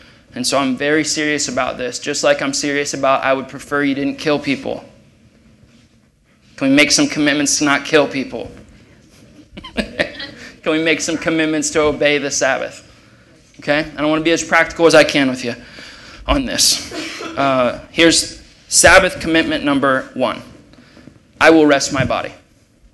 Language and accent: English; Ohio, United States; moved away; I'm from Ohio